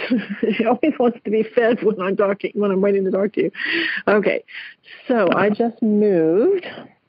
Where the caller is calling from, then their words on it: Dayton, Ohio, United States; I am calling from Dayton, Ohio.